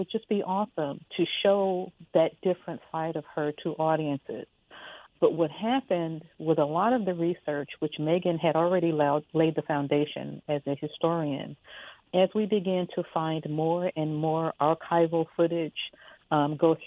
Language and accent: English; Chicago, Illinois, United States; I am from Chicago